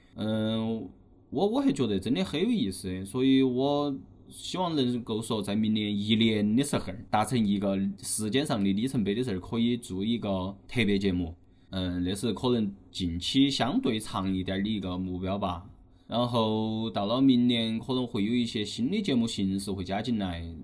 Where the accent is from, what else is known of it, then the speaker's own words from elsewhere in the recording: Chongqing, China; 我们都是作为重庆人本地人